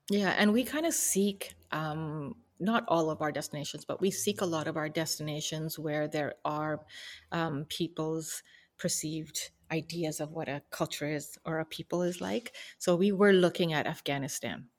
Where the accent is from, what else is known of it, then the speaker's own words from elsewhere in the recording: Canada; we grew up in Canada with all these opportunities